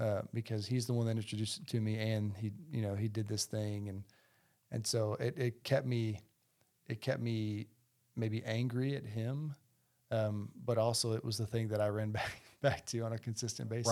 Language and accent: English; Heber Springs, Arkansas, United States; also born or lived in Toronto, Canada; now in Bentonville, United States; we grew up in a small town, Heber Springs, Arkansas, Central Arkansas